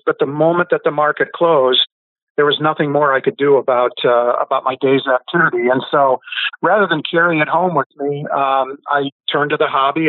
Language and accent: English; Iowa, United States; I grew up in Iowa, so we could drive at 14